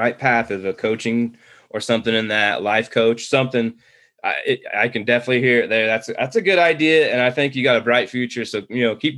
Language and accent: English; East Coast, United States; moved away as an adult; I'm from the East Coast, moved out here several years ago, about 13 years ago